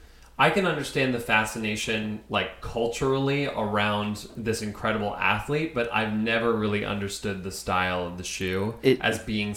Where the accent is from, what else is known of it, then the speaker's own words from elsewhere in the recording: outside of Philadelphia, Pennsylvania, United States; Now I grew up right outside of Philadelphia